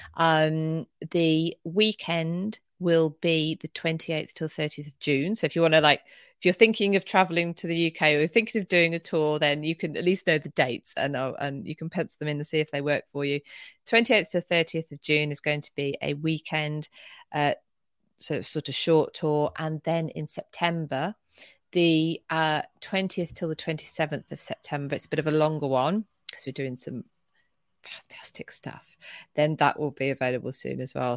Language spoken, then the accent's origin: English; not the South of England, United Kingdom; accent: northern (short-a Bath); I say Bath 'cause I'm not from the South